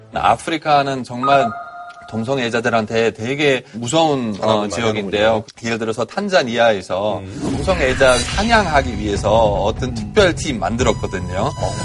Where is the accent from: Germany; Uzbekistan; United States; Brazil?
Germany; Hamburg; Korean is a second language; now in South Korea; 저의 고향 함부르크인데